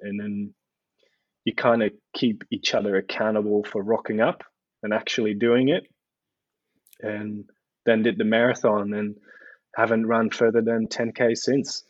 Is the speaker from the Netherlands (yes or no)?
yes; Netherlands; moved away as an adult; also born or lived in Delft, Netherlands; now in Melbourne, Australia; Born and raised in the Netherlands